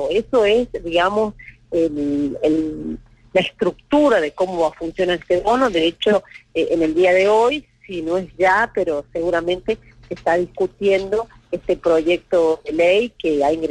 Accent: La Rioja, Argentina; como riojanos y riojanas

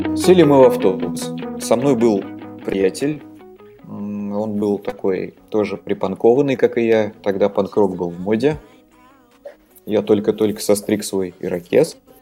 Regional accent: Naberezhnye Chelny, Tatarstan, Russia; also born or lived in Saint Petersburg; родился я в Республике Татарстан, которая находится в России

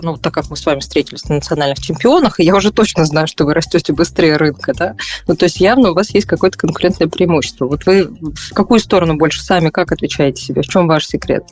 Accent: Moscow, Russia; я москвич

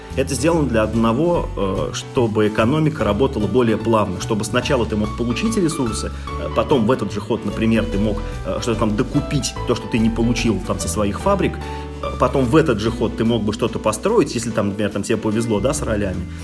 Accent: Russia; я человек, который родился в России

